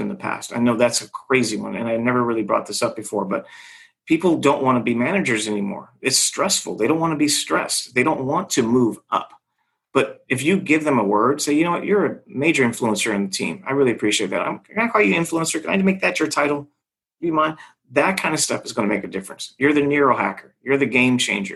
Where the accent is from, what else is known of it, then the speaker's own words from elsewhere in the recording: Los Angeles, California, United States; I'm from Hollywood